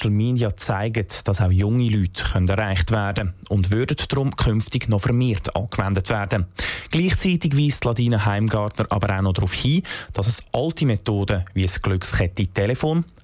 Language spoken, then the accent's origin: German; Bern, Switzerland; Ich bin ein Berner und ich habe natürlich ein Herz für einen Bär, das ist klar.